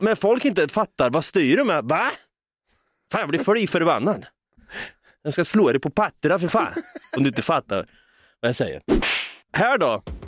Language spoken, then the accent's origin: Swedish; Norrköping, Östergötland, Sweden; accent: östgötska; vi är från Norrköping